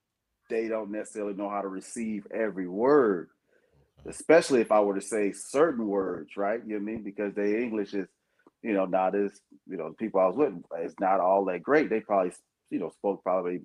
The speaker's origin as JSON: {"language": "English", "country": "United States", "said": "United States"}